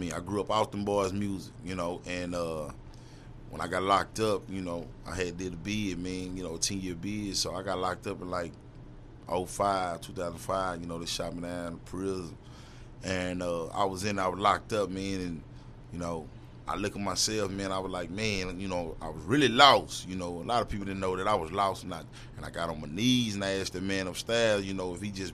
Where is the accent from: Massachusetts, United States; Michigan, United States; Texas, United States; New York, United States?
Texas, United States; Dallas; I'm from Dallas 6. I'm from East Dallas Project